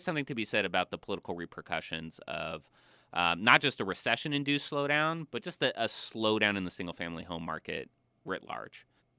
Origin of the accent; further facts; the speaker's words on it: Bakersfield, California, United States; I'm from Bakersfield.